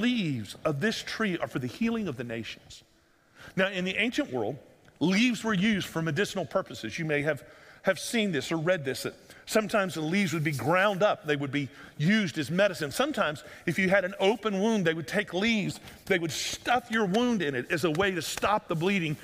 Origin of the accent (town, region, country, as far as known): United States